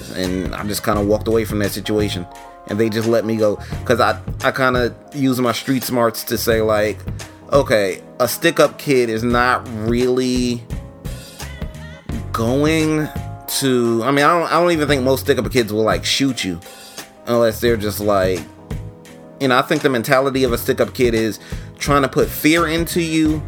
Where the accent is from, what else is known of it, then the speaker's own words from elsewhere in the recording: New York, United States; I'm from New York, but I'm not from the streets of New York. I'm from Harlem.